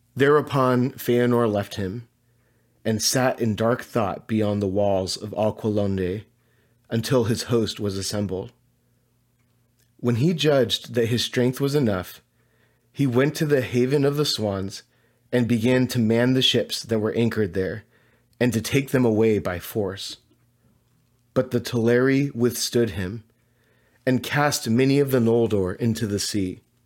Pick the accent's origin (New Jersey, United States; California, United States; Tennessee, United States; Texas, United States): California, United States; Southern; where I grew up in Southern California